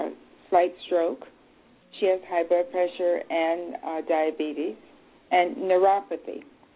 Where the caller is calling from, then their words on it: Maryland, United States; I'm actually calling from Lehigh Acres, Florida, but I live in Maryland.